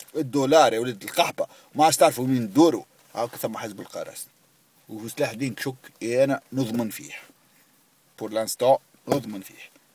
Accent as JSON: {"language": "Arabic", "town": "Tunis", "region": "Tunis Governorate", "country": "Tunisia", "tie": "born or raised there", "said": "مشينا من القصبه قصبه حومتنا هكا شفتوها القصبه الزبي آه بلاس دي ليدور فهمتني معقل الزعيم حومة زبي انا حومة كبرت فيها"}